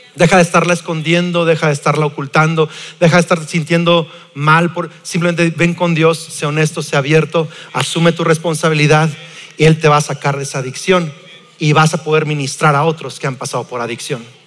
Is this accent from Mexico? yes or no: yes; Lázaro Cárdenas, Michoacán, Mexico; crecimos en Lázaro Cárdenas, aquí está mi tía Magda que no me va a dejar mentir, en Playa Azul